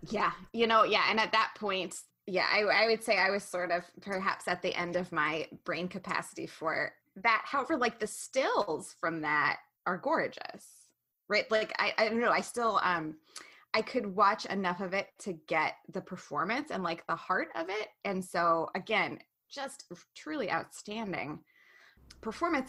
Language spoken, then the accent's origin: English; Western Montana, United States; We're from Western Montana